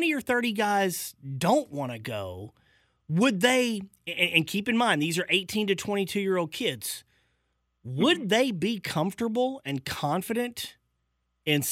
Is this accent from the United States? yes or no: yes; Arkansas, United States; moved away; I'm from Arkansas